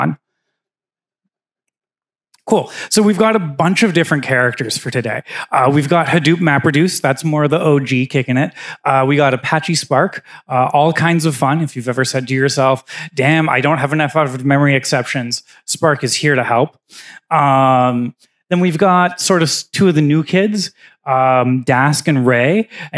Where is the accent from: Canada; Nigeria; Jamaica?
Canada; moved away as an adult; now in United States; I'm Canadian. I actually got my green card this year or last year